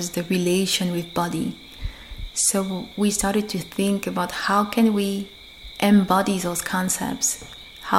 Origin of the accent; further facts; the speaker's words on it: Guadeloupe; I'm from Guadeloupe